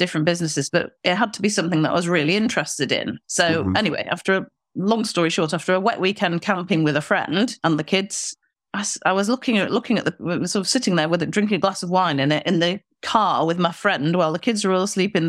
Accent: Manchester, North West England, United Kingdom; Yes, we've just been to the Manchester show, which is my hometown, actually.

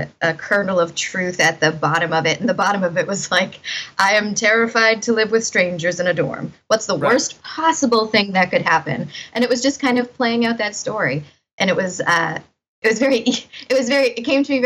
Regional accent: Winthrop, Massachusetts, United States; I grew up in Winthrop, Massachusetts, which is like basically on top of the airport.

